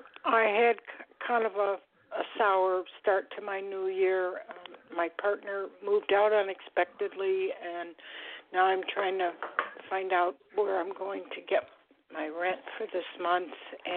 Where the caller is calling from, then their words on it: Florida, United States; I'm calling from Florida.